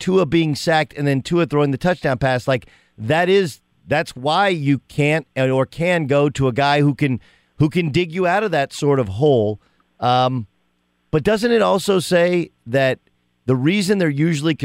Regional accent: Florida, United States; growing up in Florida

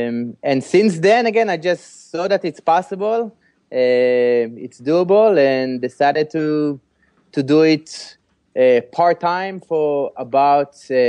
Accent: Israel; now in San Francisco, United States; Originally from Israel. Born and raised in Israel.

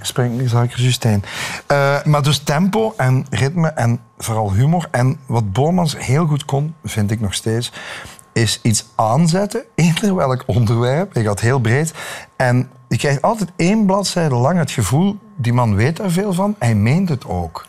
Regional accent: Belgium

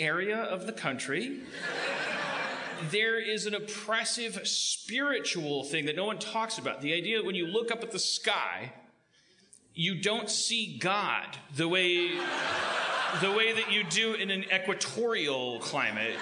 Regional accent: Milwaukee, Wisconsin, United States; moved away; I'm afraid to go back to my hometown, so this is as close as we'll ever get. I don't know how they'd react to me if I ever went back to Milwaukee.

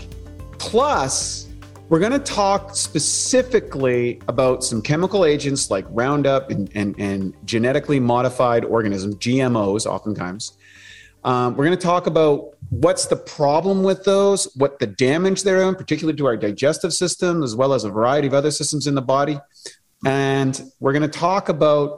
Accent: Canada; I'm from Canada

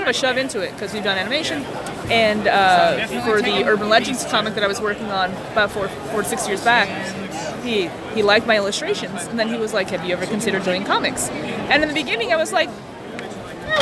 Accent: Florida, United States; I'm from Florida, so like not local here, but like local in Florida

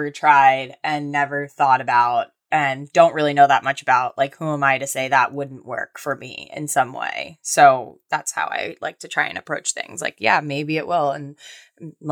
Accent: Florida, United States; I'm like from Florida

